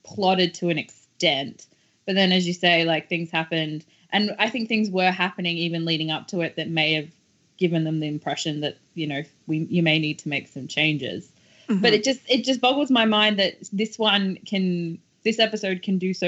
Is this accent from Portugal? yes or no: no; Australia; I'm Australian